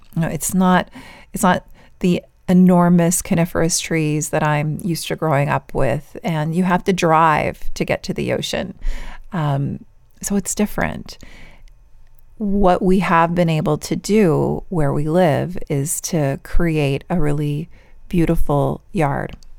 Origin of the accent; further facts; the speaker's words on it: Vancouver, British Columbia, Canada; moved away as an adult; also born or lived in San Diego, California; my birth province, my birth city, where I recently lived after we moved back to Canada from California, is one of the most beautiful places in the world, Vancouver, British Columbia.